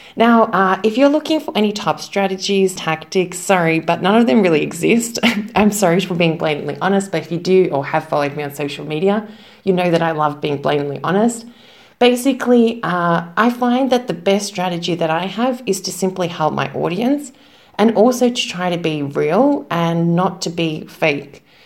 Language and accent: English; Melbourne, Victoria, Australia; moved away as an adult; now in Zagreb, Croatia; Now, I am from Australia, from Melbourne, but currently I am living in Zagreb, Croatia. I've been living here for about 10 years